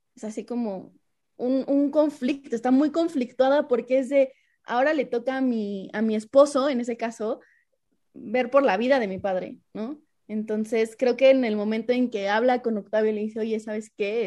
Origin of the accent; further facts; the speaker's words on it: Mexico; nosotros como mexicanos